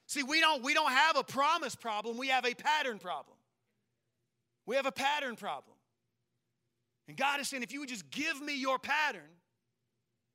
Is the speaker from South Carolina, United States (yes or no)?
yes; South Carolina, United States; I'm from South Carolina, so we say caramel